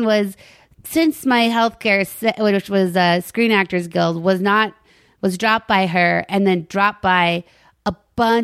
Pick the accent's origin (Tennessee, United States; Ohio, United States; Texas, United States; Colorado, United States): Colorado, United States; Longmont; moved away; also born or lived in Chicago / New York; I was born and raised in Longmont, Colorado